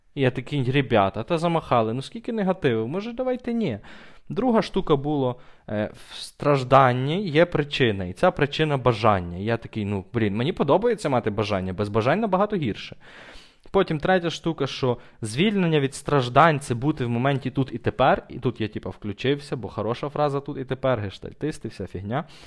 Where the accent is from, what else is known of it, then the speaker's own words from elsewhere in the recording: Ternopil, Ternopil Oblast, Ukraine; я християнин тупо через те, що я народився в Тернополі